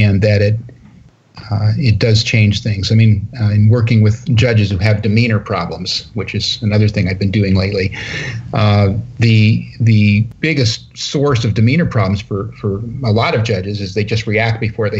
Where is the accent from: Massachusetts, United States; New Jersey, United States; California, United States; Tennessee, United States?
California, United States; Northern; I'm from Northern California